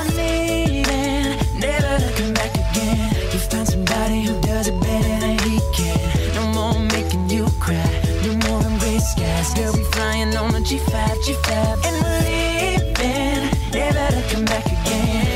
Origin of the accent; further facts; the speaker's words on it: United States; I'm white American. I'm a white American